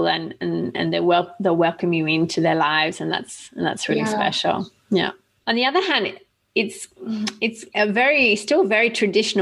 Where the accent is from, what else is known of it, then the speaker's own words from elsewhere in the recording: Australia; I'm Australian